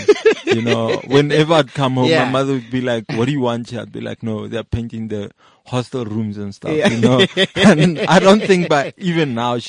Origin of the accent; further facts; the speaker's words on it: Rustenburg, North West, South Africa; also born or lived in Soweto / Mahikeng / Pretoria / Hartbeespoort Dam; No, I was born in Soweto. Yeah. Then, we're from Rustenburg, so I grew up in Rustenburg. But, pretty much grew up in boarding school, so I don't have really place in Kekare. No, that's my home, you know? Yeah. Grew up in boarding schools.